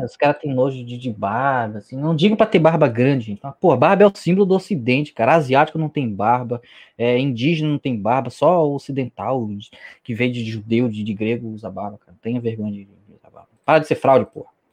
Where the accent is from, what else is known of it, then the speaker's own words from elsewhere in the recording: Northeast Region, Brazil; Eu sou do Nordeste